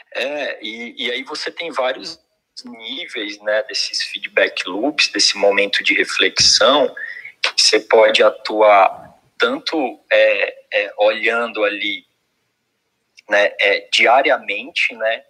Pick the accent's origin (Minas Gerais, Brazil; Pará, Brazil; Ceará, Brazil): Pará, Brazil; Belém; eu sou eu sou sou do norte, né? Sou do Pará, Belém do Pará